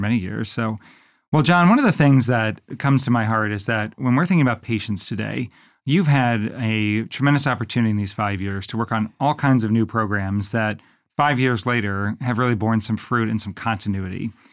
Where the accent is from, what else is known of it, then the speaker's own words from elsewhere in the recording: Baltimore, Maryland, United States; moved away; also born or lived in Fort Wayne, Indiana / Bridgeport, Connecticut; I'm from Baltimore